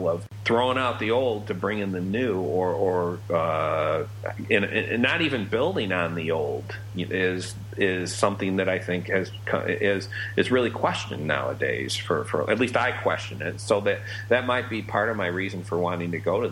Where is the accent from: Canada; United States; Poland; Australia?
United States; I'm an American